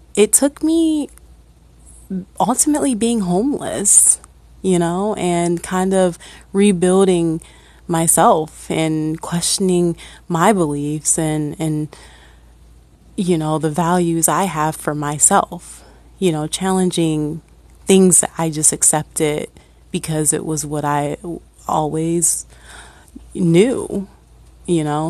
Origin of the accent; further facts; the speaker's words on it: Akron, Ohio, United States; born and raised in Ohio, uh, actually from Akron